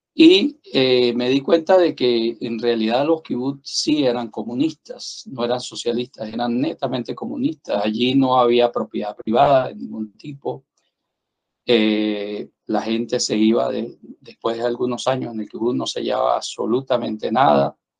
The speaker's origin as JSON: {"language": "Spanish", "town": "San Cristóbal", "region": "Táchira", "country": "Venezuela", "also_born_or_lived": "Bogotá, Colombia", "said": "como otros venezolanos me tocó emigrar y me fui a Colombia"}